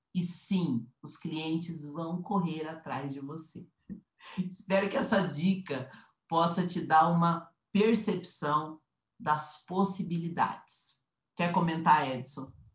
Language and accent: Portuguese; Curitiba, Paraná, Brazil; moved away as an adult; now in São Paulo, Brazil; Eu saí de Curitiba, né, que é a cidade que eu fui criada anos e anos